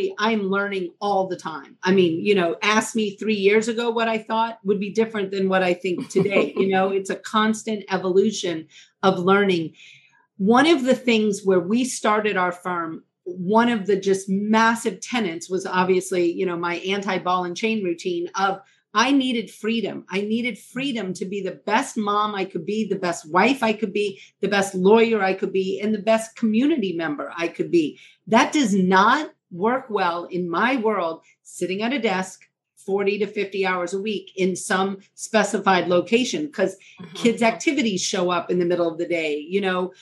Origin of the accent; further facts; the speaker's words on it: New Orleans, Louisiana, United States; moved away as an adult; also born or lived in Georgia / Minnesota; now in Seattle, United States; I am from New Orleans. I mean, I practiced in New Orleans